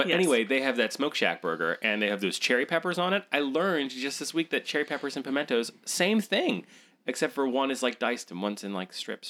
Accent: Hanover, Pennsylvania, United States; I grew up in Hanover, Pennsylvania.

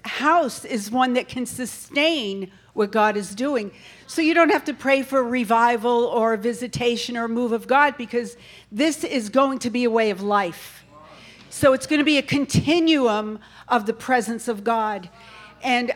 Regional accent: New York, United States; now in North Carolina, United States; I'm really from New York

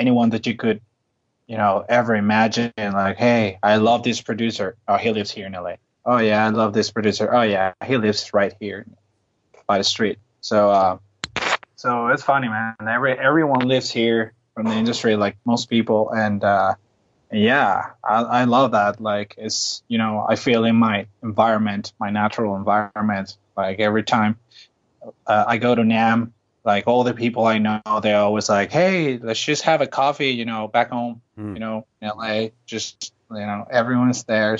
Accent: Venezuela; English is a second language; moved away as an adult; now in Los Angeles, United States; from Venezuela. I just moved here with my band

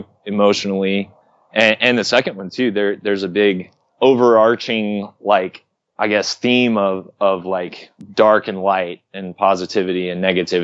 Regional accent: Oklahoma, United States; moved away; also born or lived in Arkansas; growing up in Oklahoma

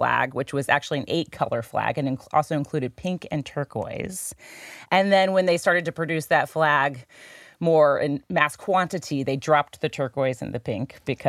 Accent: St. Louis, Missouri, United States; being back here in my hometown, which I love, St. Louis. I can never get away from St. Louis for too long.

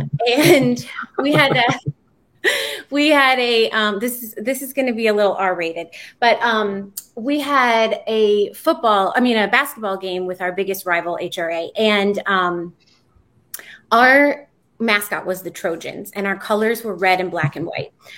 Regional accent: Williamsburg, Virginia, United States; I grew up in Williamsburg, Virginia.

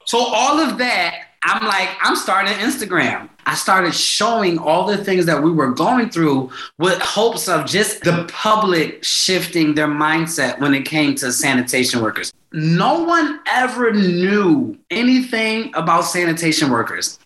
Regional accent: Philadelphia, Pennsylvania, United States; I'm from North, right by Temple's campus.

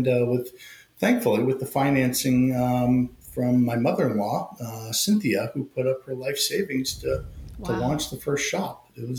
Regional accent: Indiana, United States; It was actually a catering company where I grew up in Indiana.

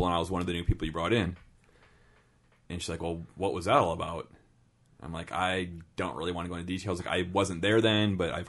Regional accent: Iowa, United States; We're fucking from Iowa

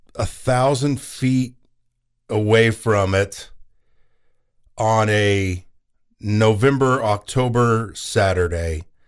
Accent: Oklahoma, United States; my home state

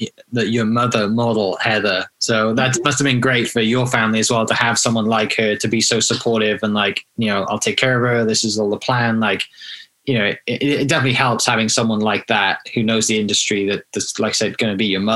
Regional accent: Woodward, Oklahoma, United States; Growing up in Woodward or in Oklahoma, like that's a pretty big deal.

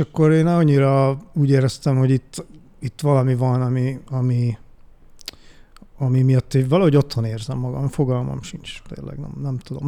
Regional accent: Budapest, Hungary; moved away as an adult; also born or lived in Eger; eredetileg én Budapesten születtem, uh-huh. ott is nőttem fel, csodálatos Újpest kerületébe

